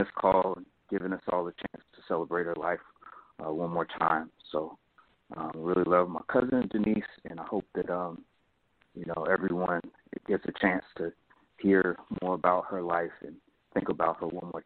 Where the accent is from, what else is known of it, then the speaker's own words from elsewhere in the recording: Oakland, California, United States; moved away as an adult; now in Washington, D.C. area, United States; I grew up in Oakland and I live in the D.C. area now